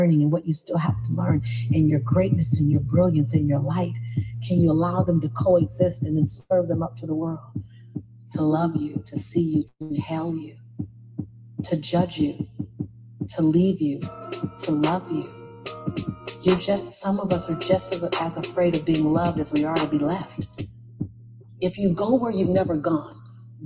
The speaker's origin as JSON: {"language": "English", "town": "Los Angeles", "region": "California", "country": "United States", "tie": "born or raised there", "said": "born and raised in South Central"}